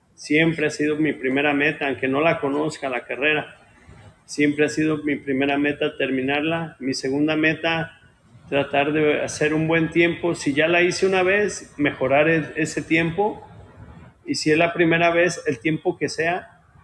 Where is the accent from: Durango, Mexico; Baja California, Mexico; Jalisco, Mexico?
Jalisco, Mexico; Ciudad Guzmán; moved away as an adult; now in Pomona, United States; Soy de Ciudad Guzmán, Jalisco